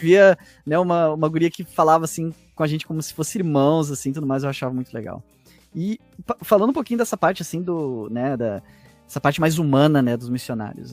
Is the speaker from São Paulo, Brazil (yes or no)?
no; Porto Alegre, Rio Grande do Sul, Brazil; na zona aqui que eu que eu cresci aqui em Porto Alegre